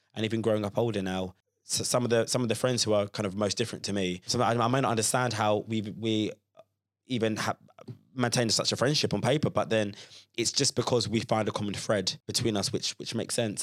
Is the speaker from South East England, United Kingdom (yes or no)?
no; Croydon, London, United Kingdom; growing up in Croydon, which is very kind of multicultural and, and diverse